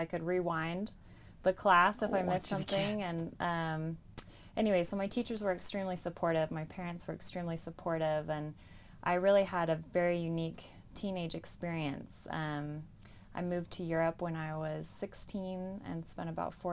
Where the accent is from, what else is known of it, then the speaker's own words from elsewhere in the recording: Bountiful, Utah, United States; I grew up in Bountiful, Utah.